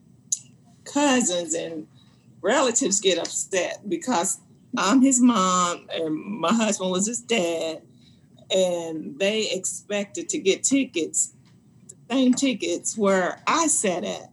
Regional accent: Indiana, United States; moved away as an adult; now in Orlando, United States; we're from Indiana

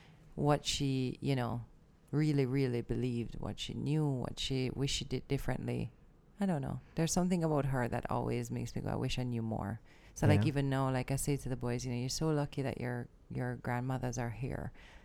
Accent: Jamaica; I'm just Jamaican.

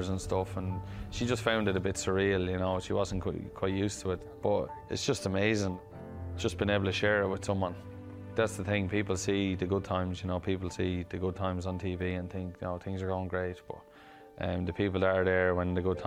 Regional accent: Clara, County Offaly, Ireland; born or raised there

